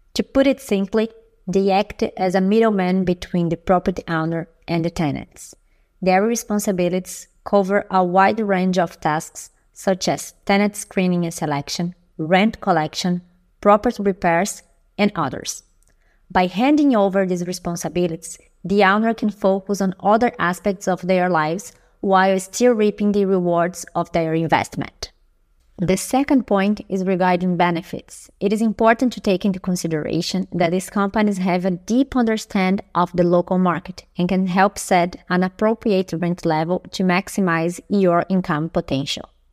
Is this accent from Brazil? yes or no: yes; Brazil; now in Berlin, Germany; I'm an expat from Brazil, live in Berlin